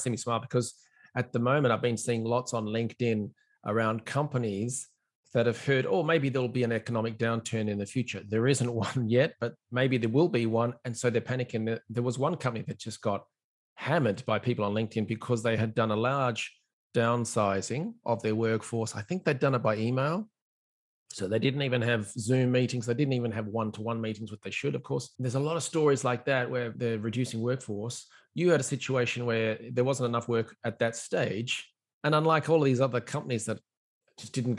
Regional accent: Australia; now in Ireland; I'm an Australian.

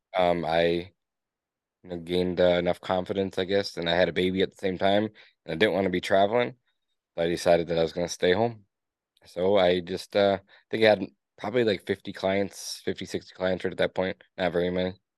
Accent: Escanaba, Michigan, United States; I was born and raised in Escanaba, Michigan, in the Upper Peninsula of Michigan

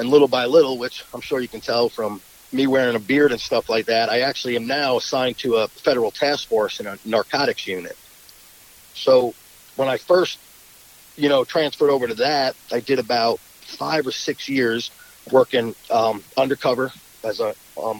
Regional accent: Long Island, New York, United States; I was born and raised in Long Island, New York

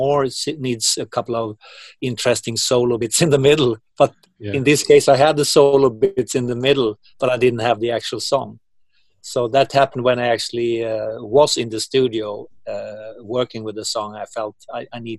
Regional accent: Uppsala, Uppsala County, Sweden; my hometown in Uppsala

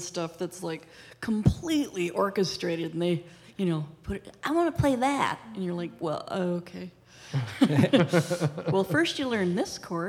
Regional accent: Wisconsin, United States; Well, we're from Wisconsin

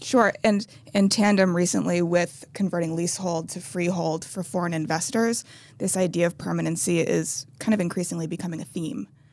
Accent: United States; I'm speaking as an American

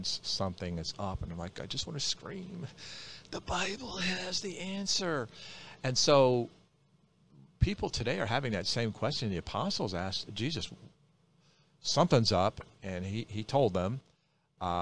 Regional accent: Midwest, United States; I'm from the Midwest

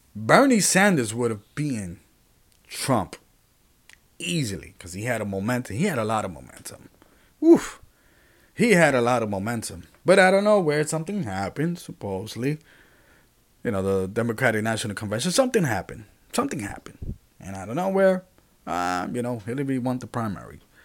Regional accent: Puerto Rico; I'm from Puerto Rico.

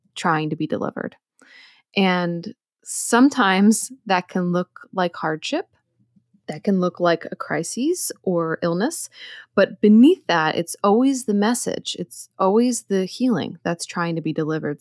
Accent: outside Philadelphia, Pennsylvania, United States; moved away; also born or lived in Hudson Valley / Brooklyn, New York City; I grew up outside Philadelphia, so I'm very familiar with the area

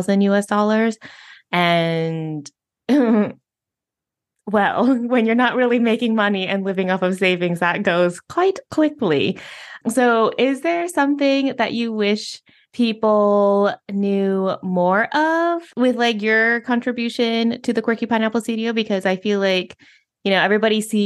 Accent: United States; first language English; moved away as an adult; now in Spain; being a native English speaker, of being from the United States

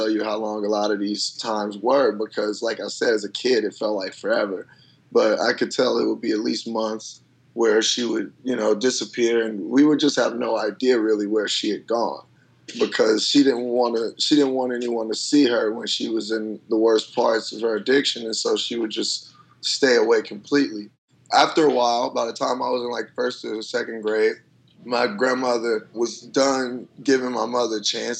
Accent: Chicago, Illinois, United States; moved away; the South Side where I grew up

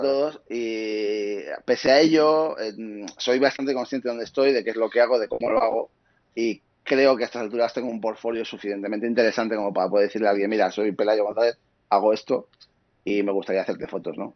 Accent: Asturias, Spain; moved away as an adult; now in Madrid, Spain; soy de Asturias, eh, viví hasta 25 años, me fui a vivir a Madrid

